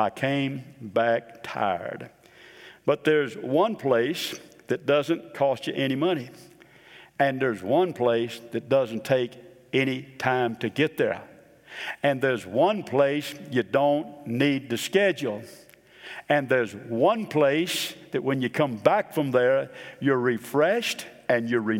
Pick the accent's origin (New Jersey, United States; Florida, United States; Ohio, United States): Florida, United States; Boca Raton; also born or lived in Chicago / Memphis / New Orleans; I was born in Chicago, moved down to Memphis for about 9 months, then down to New Orleans for about a couple years, and then down to Boca Raton, Florida.